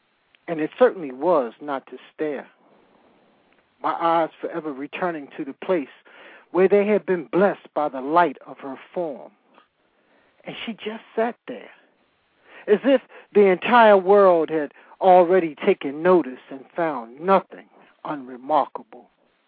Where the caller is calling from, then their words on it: Calabasas, California, United States; I'm calling from Calabasas